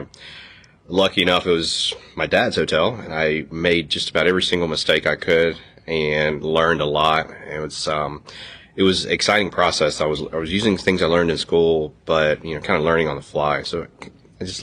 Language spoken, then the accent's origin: English; Lexington, Mississippi, United States; Born and raised in Mississippi. Grew up in a small town north of Jackson in Lexington